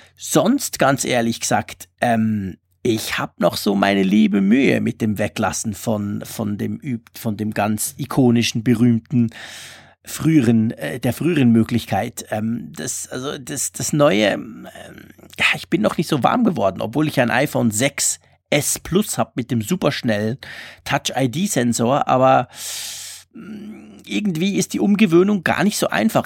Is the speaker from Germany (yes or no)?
no; Switzerland; ich bin Schweizer, ich kann sowieso nicht Deutsch